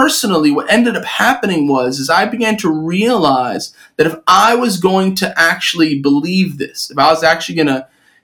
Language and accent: English; New York City, New York, United States; born or raised there